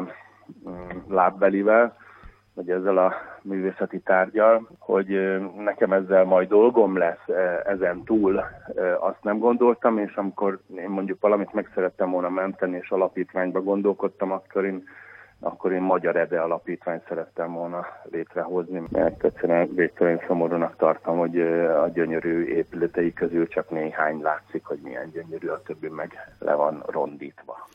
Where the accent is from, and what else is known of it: Szeged, Csongrád-Csanád, Hungary; born or raised there; moved away as an adult; now in Budapest, Hungary